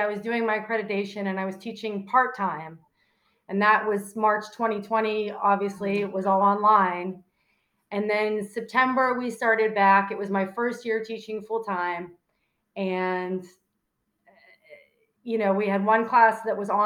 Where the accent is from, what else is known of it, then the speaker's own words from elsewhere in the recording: Pittsburgh, Pennsylvania, United States; moved away as an adult; also born or lived in Washington, Pennsylvania / Chicago; I grew up in Pittsburgh